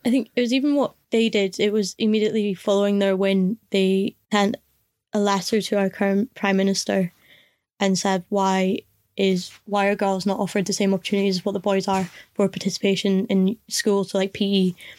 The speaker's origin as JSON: {"language": "English", "region": "Scotland", "country": "United Kingdom", "said": "as a Scottish person"}